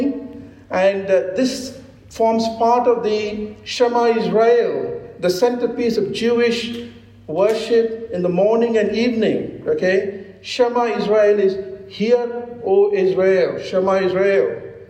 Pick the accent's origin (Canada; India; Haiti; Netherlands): India; I'm an Indian, a cranky Indian